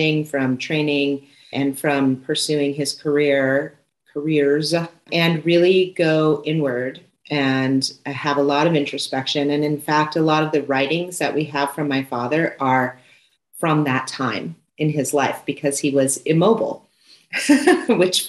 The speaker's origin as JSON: {"language": "English", "town": "Santa Monica", "region": "California", "country": "United States", "tie": "born or raised there", "said": "I was born in Santa Monica, California."}